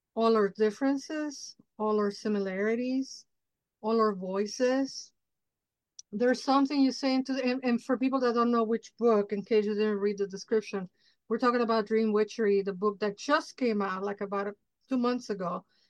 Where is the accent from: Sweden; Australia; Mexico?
Mexico; Mexico City; moved away; I grew up in Mexico City, but it's like very influenced by United States and the culture.